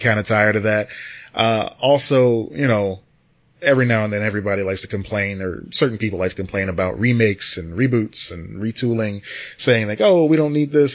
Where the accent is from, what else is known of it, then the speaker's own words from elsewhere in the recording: United States; as an American